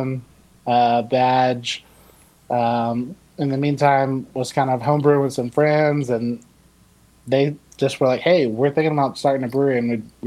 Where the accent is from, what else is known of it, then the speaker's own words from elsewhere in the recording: Savannah, Georgia, United States; moved away as an adult; now in Texas, United States; I grew up in Savannah, Georgia.